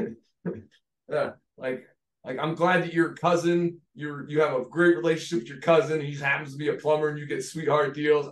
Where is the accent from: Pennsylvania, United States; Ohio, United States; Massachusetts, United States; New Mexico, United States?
Pennsylvania, United States; I'm from Pennsylvania